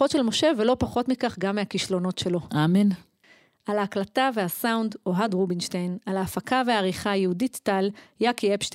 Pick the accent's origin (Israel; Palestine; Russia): Palestine; Efrat, West Bank; אני גדלתי באפרת, אני אהיה קומונרית באפרת.